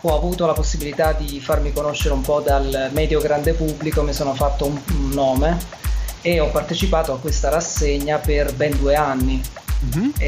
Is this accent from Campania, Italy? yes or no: yes; Salerno, Campania, Italy; moved away as an adult; now in Milan, Italy; io mi sono trasferito a Milano nel 2005, sono originario di Salerno